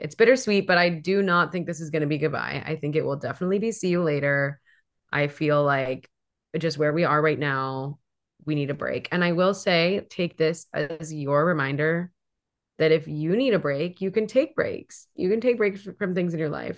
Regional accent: Hawaii, United States; now in Seattle, United States; I grew up in Hawaii.

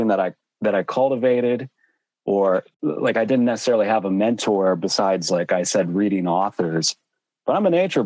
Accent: Western Pennsylvania, United States; growing up in Pennsylvania, I was in very close proximity to the Appalachian Trail

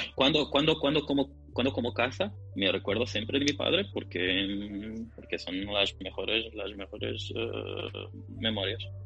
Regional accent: Portugal; soy portugués

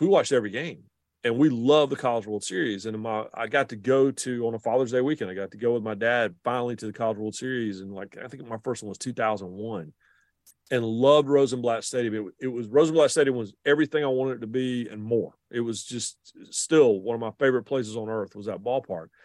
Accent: the Research Triangle, North Carolina, United States; growing up in the Carolinas and in the triangle in particular

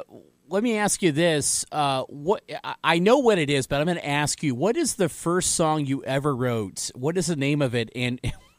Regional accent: Indiana, United States; I'm from Indiana

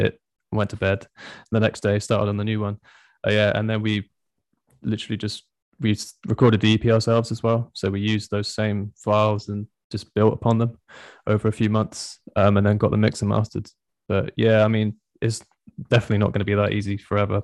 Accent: Swindon, South West England, United Kingdom; we're all from Swindon

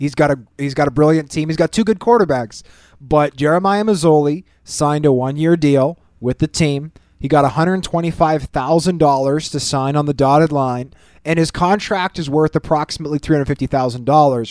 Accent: Winnipeg, Manitoba, Canada; Growing up in Winnipeg

